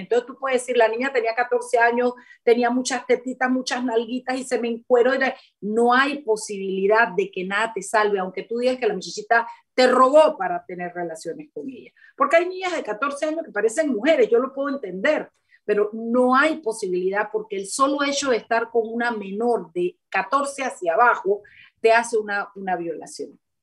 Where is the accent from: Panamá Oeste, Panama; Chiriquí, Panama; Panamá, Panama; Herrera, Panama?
Chiriquí, Panama; moved away; una universidad en Chiriquí una de las 10 provincias allá en mi pueblo